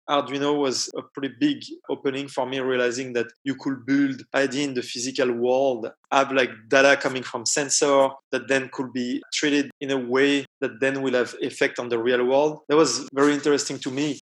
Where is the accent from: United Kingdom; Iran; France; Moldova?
France; east of Paris suburb, Île-de-France; English is a second language; moved away; I'm from France. And I grew up about 20 minutes east of Paris in the suburb